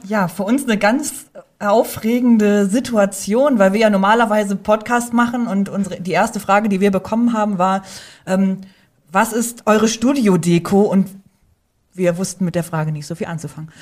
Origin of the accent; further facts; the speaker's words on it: Northern Germany, Germany; moved away; ich bin ja direkt am Deich aufgewachsen und da spricht man Platt